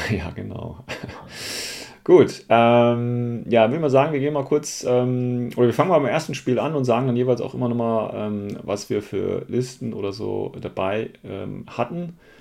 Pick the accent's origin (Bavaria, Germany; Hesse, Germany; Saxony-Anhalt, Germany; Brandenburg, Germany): Hesse, Germany; ich als Hesse